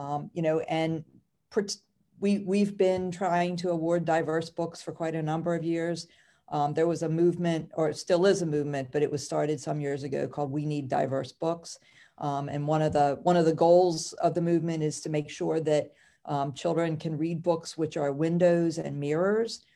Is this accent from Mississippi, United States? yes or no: no; Howard County, Maryland, United States; also born or lived in Baltimore County, Maryland; I actually grew up in Howard County.